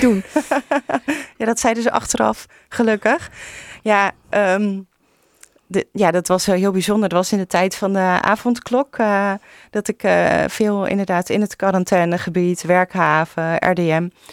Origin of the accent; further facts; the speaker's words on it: Vlaardingen, South Holland, Netherlands; also born or lived in Maassluis; ik ben zelf opgegroeid in Vlaardingen en mijn sluis.